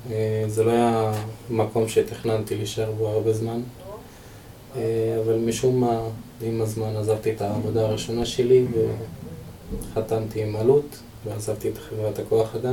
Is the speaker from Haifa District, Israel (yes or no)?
no; Deir al-Asad, Northern District, Israel; בן 27. במקור אני מצפון, כפר דיר אל-אסד.